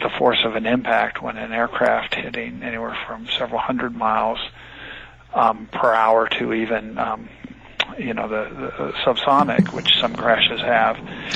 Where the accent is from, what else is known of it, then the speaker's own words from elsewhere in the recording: California, United States; also born or lived in United Kingdom; I'm from originally from California